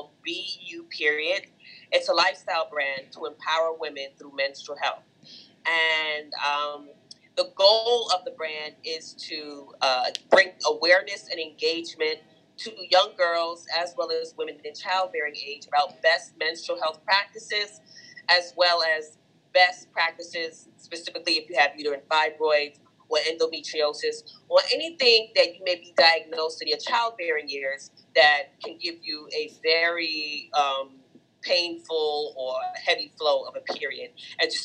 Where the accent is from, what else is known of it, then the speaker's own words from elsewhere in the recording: New York, United States; Born and raised Brooklyn, New York